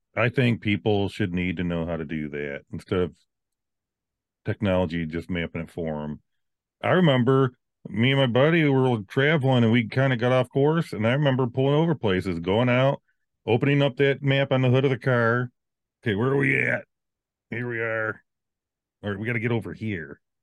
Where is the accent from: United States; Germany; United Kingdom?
United States; Virginia; I'm from the South